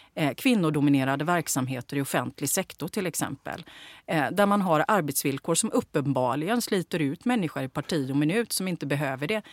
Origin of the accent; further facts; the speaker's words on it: Gothenburg, Västra Götaland, Sweden; Jag växte upp i Bergsjön